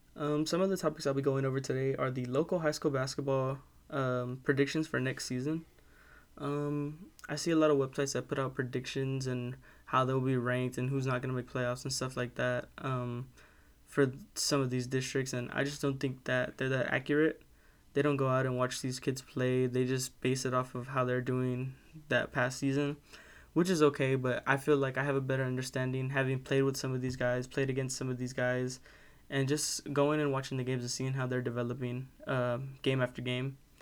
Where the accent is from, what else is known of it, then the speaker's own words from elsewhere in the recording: Kingsville, Texas, United States; I'm from Kingsville, Texas. I've lived here all my life